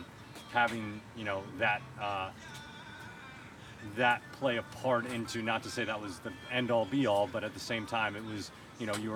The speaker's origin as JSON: {"language": "English", "town": "Baltimore", "region": "Maryland", "country": "United States", "tie": "born or raised there", "also_born_or_lived": "California", "moved": "as an adult", "lives_now": "Houston, United States", "said": "I grew up in the Mecca of Baltimore, Maryland, so just north of the city"}